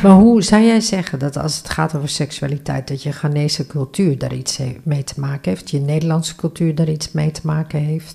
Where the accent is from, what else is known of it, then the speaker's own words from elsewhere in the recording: Northeast Groningen, Netherlands; Ik ben geboren en getogen in Noordoost-Groningen.